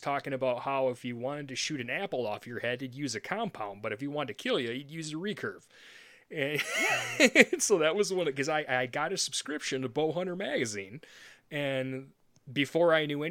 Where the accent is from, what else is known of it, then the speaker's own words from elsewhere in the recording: Sheboygan, Michigan, United States; moved away as an adult; also born or lived in Grand Rapids, Michigan; I grew up in Sheboygan